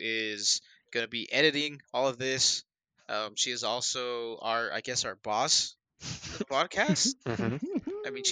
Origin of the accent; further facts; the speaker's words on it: California, United States; now in Utah, United States; we're all from California